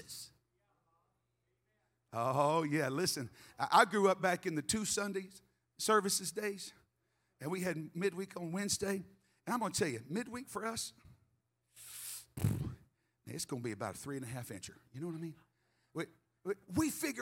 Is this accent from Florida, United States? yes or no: no; Memphis, Tennessee, United States; moved away; I was raised in Memphis.